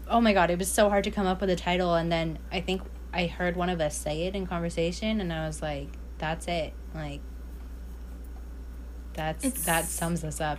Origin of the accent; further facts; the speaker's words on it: California, United States; I was raised in the East Bay, and then I came out here.